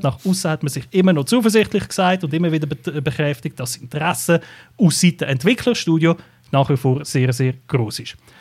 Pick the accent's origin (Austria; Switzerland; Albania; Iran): Switzerland; bei uns in der Schweiz